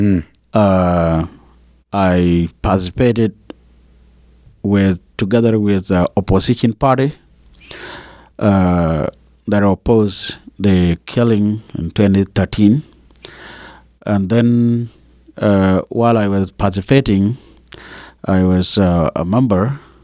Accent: Upper Nile, South Sudan; the county that I represent is Longosuk County in Afrinal State. Okay. That's where I was born, and that's where I come from.

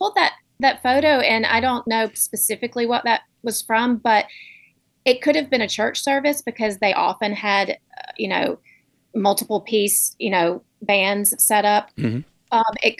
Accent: Southeast, United States; growing up in the Southeast in a red state surrounded by red states

